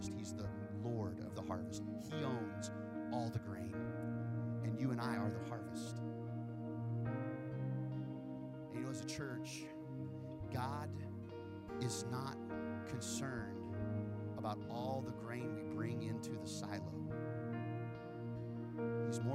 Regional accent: Wichita, Kansas, United States; moved away; I grew up in Kansas, and Kansas is known as the wheat state.

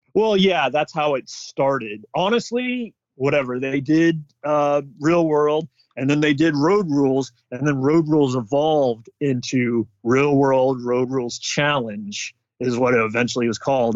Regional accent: Bay Area, California, United States; growing up in the Bay Area

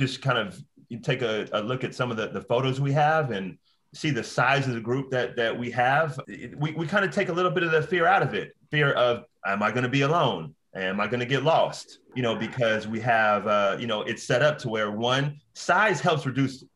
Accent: Oakland, California, United States; moved away as an adult; also born or lived in Los Angeles; now in Bay Area, United States; a friend of mine, Joe Scott, which I grew up with in Oakland

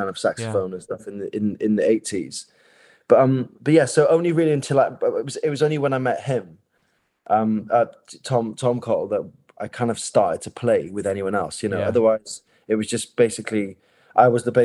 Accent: Neath, Wales, United Kingdom; in Neath where I grew up in South Wales

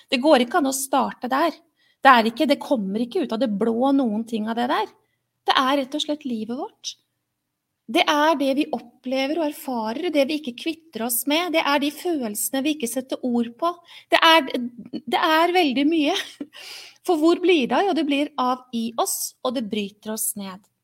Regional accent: Oslo, Norway; jeg er oppvokst et sted i Oslo hvor det ikke gikk sånn med alle.

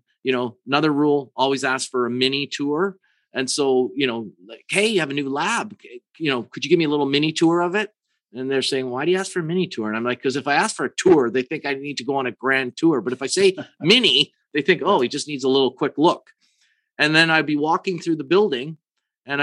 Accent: Canada; I'm from Canada

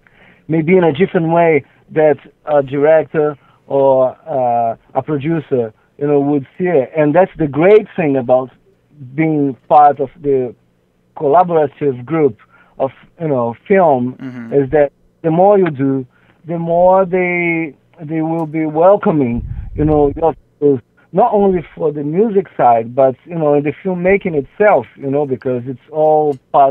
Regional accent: Brazil; English is a second language; I think so. I think so. I think so.

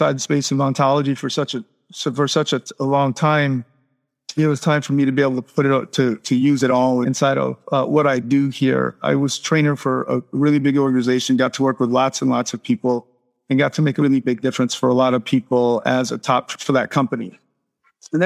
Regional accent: Miami, Florida, United States; moved away as an adult; now in Playa del Carmen, Mexico; I'm from Miami originally.

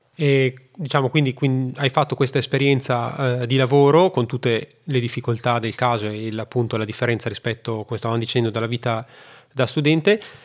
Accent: Italy; moved away as an adult; also born or lived in China; sono tornato poi nel mio paese

